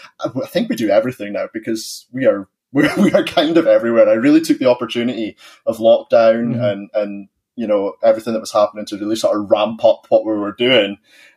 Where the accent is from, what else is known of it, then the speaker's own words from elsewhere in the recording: Bonnie, Scotland, United Kingdom; I am from Bonnie, Scotland, where, you know, it rains 360 odd days out of the year.